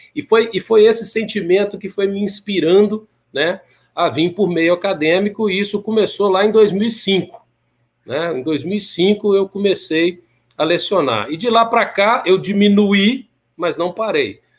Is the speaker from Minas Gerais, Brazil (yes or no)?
yes; Timóteo, Minas Gerais, Brazil; moved away; also born or lived in Belo Horizonte; Eu sou de, de Timóteo, Minas Gerais